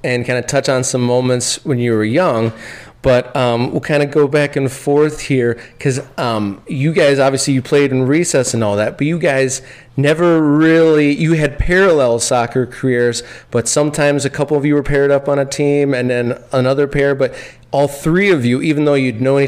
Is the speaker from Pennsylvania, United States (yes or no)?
no; Rochester Hills area, Oakland County, Michigan, United States; my hometown